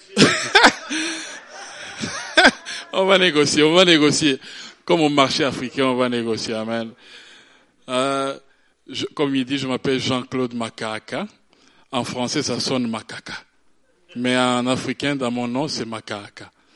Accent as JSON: {"language": "French", "country": "Burundi", "tie": "born or raised there", "said": "je suis né au Burundi, c'est un petit pays en Afrique"}